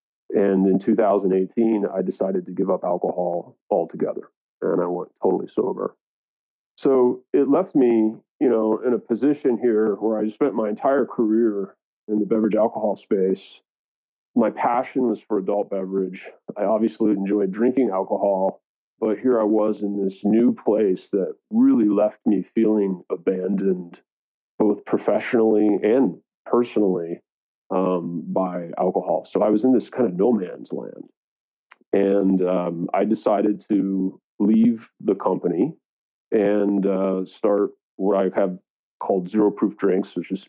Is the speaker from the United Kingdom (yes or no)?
no; East Coast, United States; now in California, United States; I moved to California from the East Coast of America in 2001, 20 years ago, to join the wine industry.